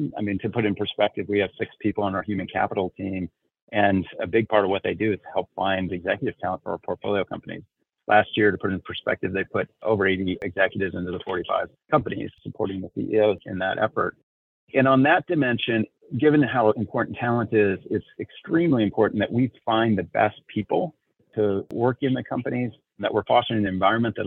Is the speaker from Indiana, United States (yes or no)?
yes; Elkhart, Indiana, United States; I grew up in a small industrial town called Elkhart, Indiana, which is known as the RV capital of the world